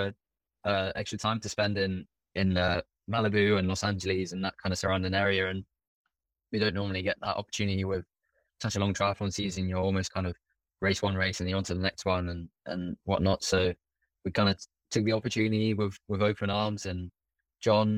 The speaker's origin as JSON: {"language": "English", "region": "London", "country": "United Kingdom", "tie": "born or raised there", "said": "in London, it's my hometown"}